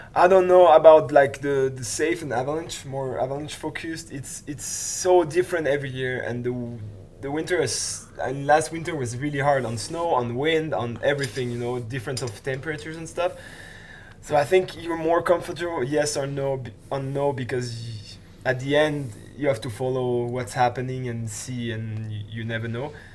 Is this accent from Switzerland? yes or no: yes; Switzerland; from Switzerland as well